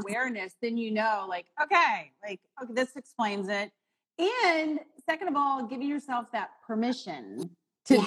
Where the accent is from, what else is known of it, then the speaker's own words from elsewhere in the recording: St. Louis, Missouri, United States; now in Chicago, United States; I was born in St. Louis